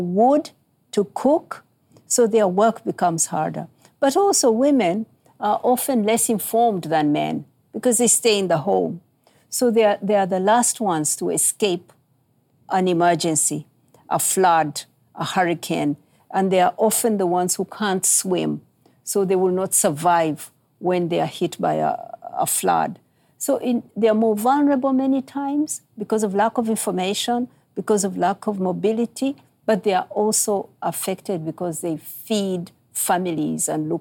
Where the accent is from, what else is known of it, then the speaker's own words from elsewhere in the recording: Uganda; where I come from, I'm from Uganda in East Africa.